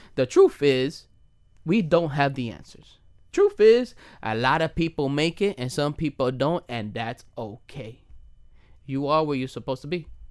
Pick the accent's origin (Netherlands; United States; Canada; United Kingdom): United States; I'm Dominican and I was born and raised in the United States of America